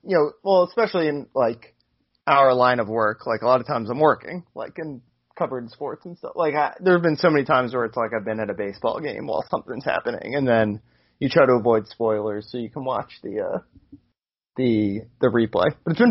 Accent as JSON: {"language": "English", "area": "right outside Washington D.C.", "region": "Maryland", "country": "United States", "tie": "born or raised there", "said": "right outside Washington D.C. where I grew up. Like Katie Ledecky is from my hometown, basically"}